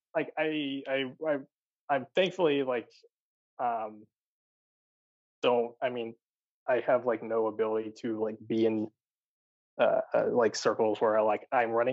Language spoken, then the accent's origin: English; Maryland, United States; now in Los Angeles, United States; I'm from Maryland